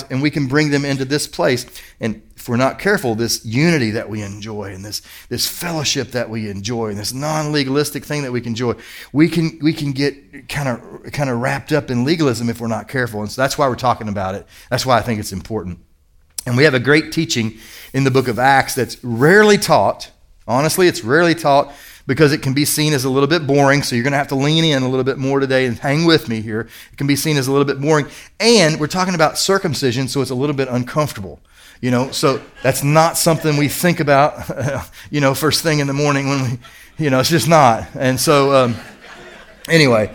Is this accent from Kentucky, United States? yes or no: yes; Kentucky, United States; moved away; I grew up in Kentucky.